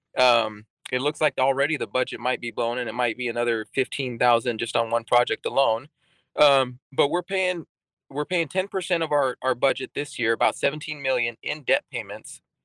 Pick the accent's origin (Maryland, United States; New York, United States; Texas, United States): Texas, United States; moved away as an adult; also born or lived in England; now in Alaska, United States; I grew up in Texas